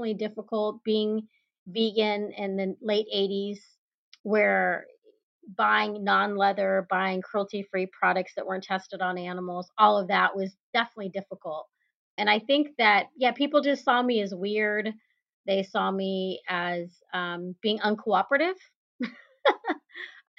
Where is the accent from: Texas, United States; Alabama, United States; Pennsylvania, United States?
Texas, United States; growing up in Texas and seeing the cows in the fields